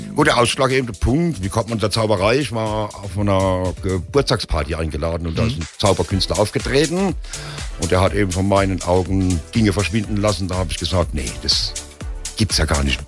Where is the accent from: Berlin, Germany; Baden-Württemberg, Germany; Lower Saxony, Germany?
Baden-Württemberg, Germany; Heidelberg; geboren bin ich in Heidelberg. Bin richtig Altstädter Heidelberger